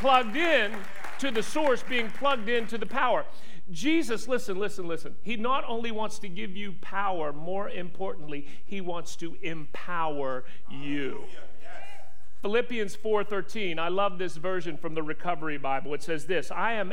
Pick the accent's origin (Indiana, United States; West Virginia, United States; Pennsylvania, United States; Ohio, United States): West Virginia, United States; I am from West Virginia